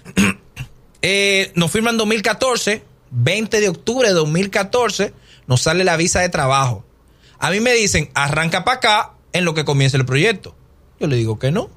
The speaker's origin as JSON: {"language": "Spanish", "country": "Dominican Republic", "moved": "yes"}